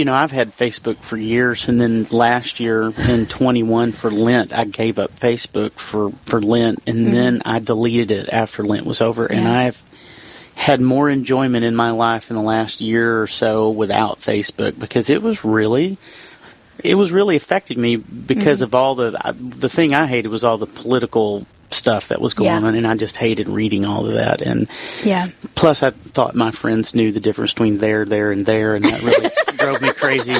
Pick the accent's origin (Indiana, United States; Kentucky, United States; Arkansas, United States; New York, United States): Arkansas, United States; I'm like, I'm from Arkansas. You know, spring starts at the end of February, 1st of March down there.